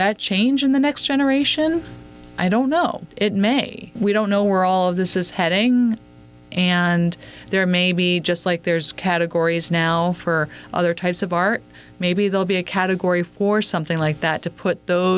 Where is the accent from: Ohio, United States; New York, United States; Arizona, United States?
Arizona, United States; Phoenix; also born or lived in New England; I grew up spending winters in New England and summers in Phoenix, Arizona. In the suburbs, both places.